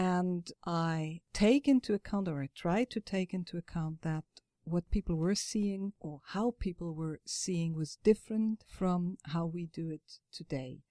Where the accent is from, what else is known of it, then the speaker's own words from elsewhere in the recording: Frankfurt am Main, Hesse, Germany; I am myself from Frankfurt